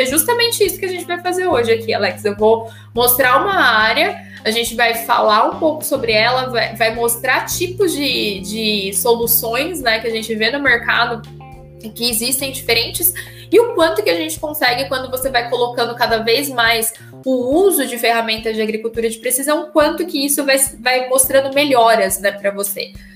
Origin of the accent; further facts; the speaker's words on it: Brazil; como um bom brasileiro